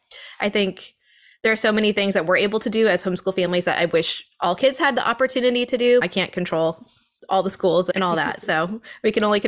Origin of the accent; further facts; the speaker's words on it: the South, United States; moved away as an adult; now in New England, United States; I was born in the South and then we moved up here for my husband's work and I am not leaving.